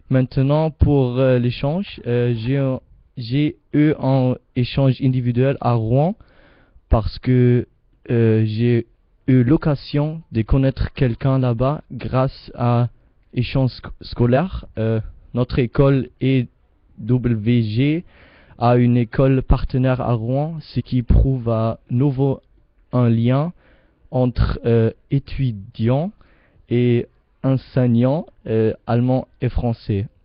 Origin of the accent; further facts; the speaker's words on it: Tunisia; Euh, je viens de Tunisie et il y a aussi le premier contact avec la France parce que la Tunisie a été colonisée par la France.